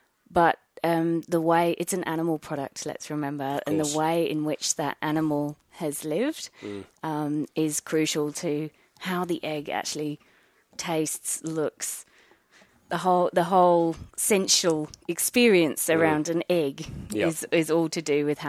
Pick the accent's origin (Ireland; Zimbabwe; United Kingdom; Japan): United Kingdom; England; moved away as an adult; now in Margaret River, Australia; I came to Margaret River about 10 years ago. Mm-hmm. I'm English, as you might be able to tell. Yes. I grew up in a forest in England to self-sufficient parents